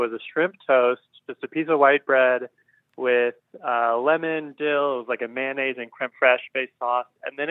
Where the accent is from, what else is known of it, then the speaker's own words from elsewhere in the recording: Portland, Oregon, United States; I am from Portland, Oregon.